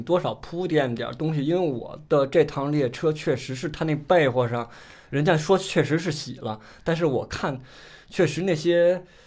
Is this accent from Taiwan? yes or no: no; Beijing, China; 作为一个北京人来说，其实很少去外地去工作